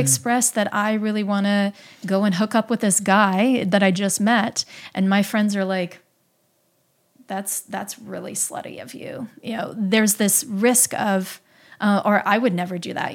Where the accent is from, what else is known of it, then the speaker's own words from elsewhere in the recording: Midwest, United States; I grew up in the Midwest